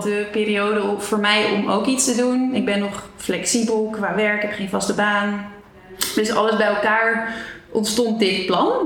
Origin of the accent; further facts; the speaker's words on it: Zeist, Utrecht, Netherlands; moved away as an adult; also born or lived in Amsterdam; ik ben geboren in Zeist